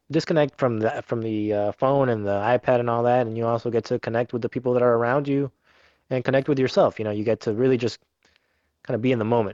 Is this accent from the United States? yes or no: yes; Miami, Florida, United States; born or raised there; also born or lived in Venezuela